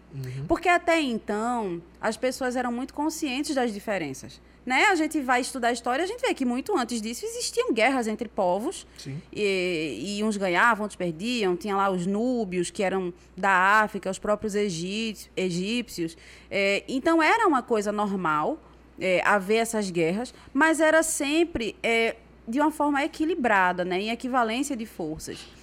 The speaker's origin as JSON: {"language": "Portuguese", "country": "Brazil", "tie": "born or raised there", "also_born_or_lived": "Recife", "moved": "as an adult", "lives_now": "Senegal", "said": "eu cresci aqui no Brasil"}